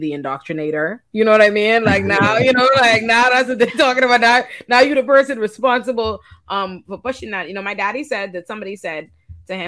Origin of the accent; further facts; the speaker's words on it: Nassau, New Providence, Bahamas; moved away as an adult; now in United States; I'm born and raised in the Bahamas